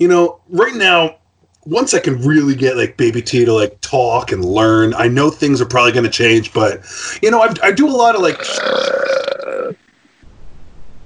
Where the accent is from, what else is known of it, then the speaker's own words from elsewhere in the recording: Rhode Island, United States; I'm from Rhode Island.